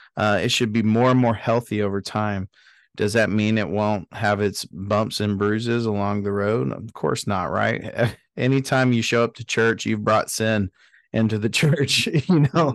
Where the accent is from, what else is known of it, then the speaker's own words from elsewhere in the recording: Dallas, Texas, United States; I grew up in Dallas